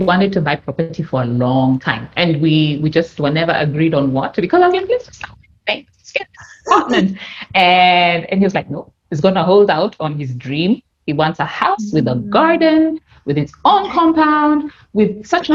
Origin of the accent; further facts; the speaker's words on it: Kenya; moved away; my home country, Kenya